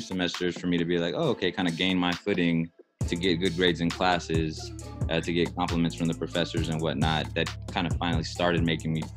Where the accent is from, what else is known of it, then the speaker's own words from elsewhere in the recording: San Antonio, Texas, United States; growing up in San Antonio